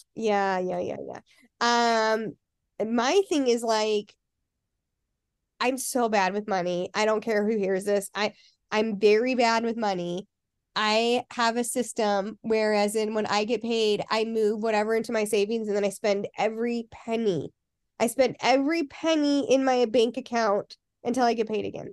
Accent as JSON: {"language": "English", "town": "Salt Lake City", "region": "Utah", "country": "United States", "tie": "born or raised there", "said": "I grew up in Salt Lake"}